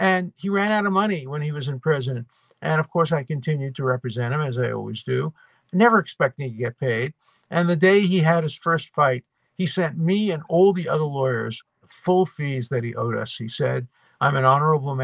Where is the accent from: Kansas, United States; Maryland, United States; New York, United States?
New York, United States; New York City; born or raised there